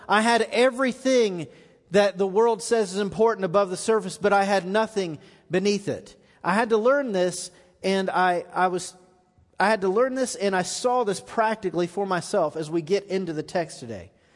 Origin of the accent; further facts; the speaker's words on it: Florida, United States; now in Middle Tennessee, United States; I grew up in Florida